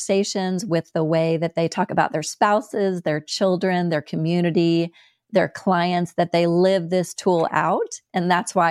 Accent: United States; accent: American; my American accent

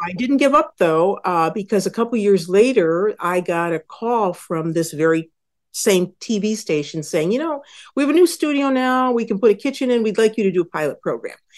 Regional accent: Western New York, United States; I grew up in Western New York

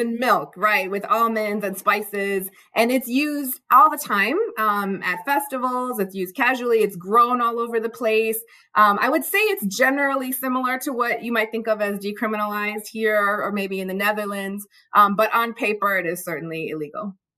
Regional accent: Chicago, Illinois, United States; I grew up in the Chicago area, um, child of immigrants

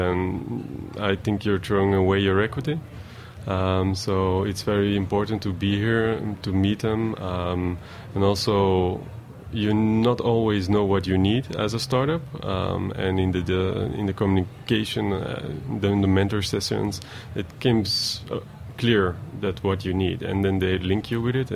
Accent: Antwerp, Flanders, Belgium; moved away as an adult; now in New York, United States; We are from Antwerp. It's not really a big town

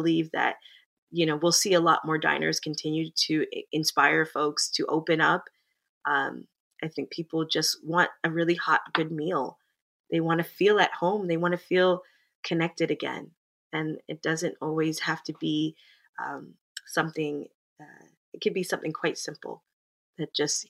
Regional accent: Jamaica; being I'm a Jamaican woman and my husband is a Greek background.

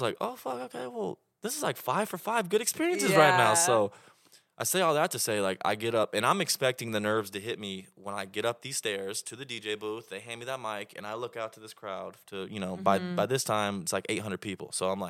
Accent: Oklahoma, United States; Well, I'm from Oklahoma.

